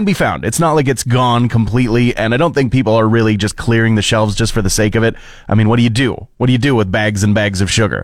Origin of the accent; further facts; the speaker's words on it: Fort McMurray, Alberta, Canada; I remember growing up in Fort McMurray